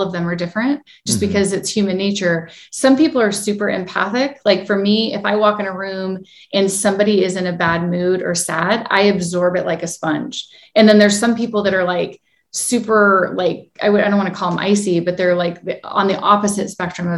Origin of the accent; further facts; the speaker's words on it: United States; I was born in the United States